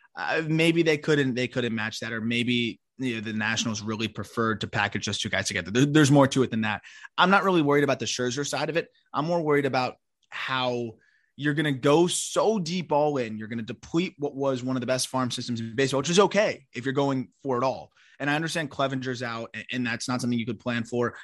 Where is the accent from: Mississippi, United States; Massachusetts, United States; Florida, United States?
Florida, United States; South; I grew up in South Florida